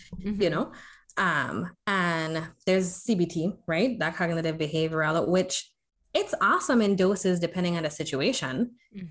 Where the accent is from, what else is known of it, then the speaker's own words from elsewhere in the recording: U.S. Virgin Islands; also born or lived in Florida; in the Virgin Islands, where I'm originally from, um, born and raised on St. Croix